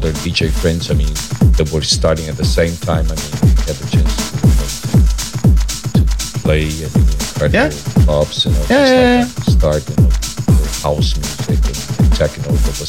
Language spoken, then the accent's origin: English; São Paulo, Brazil; moved away as an adult; now in Copenhagen, Denmark; I'm from São Paulo, a Brazilian, and I've been living in São Paulo for 35 years, actually.